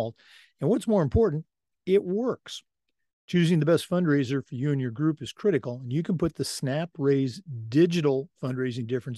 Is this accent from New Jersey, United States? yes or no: no; Oregon, United States; moved away; Oregon's my home state.